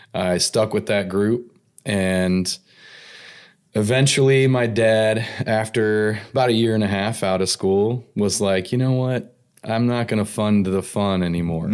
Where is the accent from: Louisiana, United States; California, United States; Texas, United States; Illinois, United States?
California, United States; Antelope Valley, Southern; also born or lived in Tulare, California / Maryland; I grew up in California. Okay. I, mostly Southern California